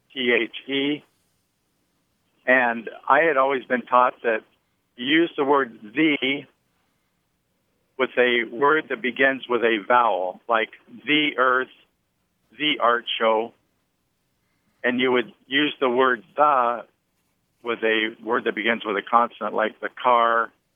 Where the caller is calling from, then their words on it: Palm Desert, California, United States; I'm calling from Palm Desert, California.